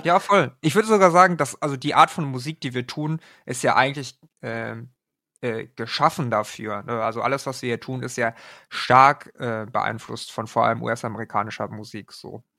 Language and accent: German; Germany; Meine Eltern kommen aus Korea. Ich bin aber in Deutschland geboren